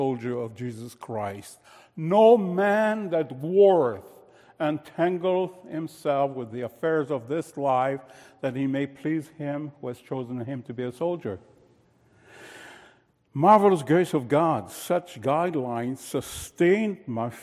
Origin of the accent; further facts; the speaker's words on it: France; moved away as an adult; I was born in France shortly after World War II